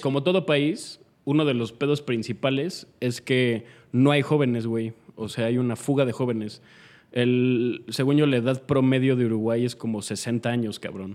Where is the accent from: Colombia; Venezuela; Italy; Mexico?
Mexico; no les cae bien que yo sea mexicano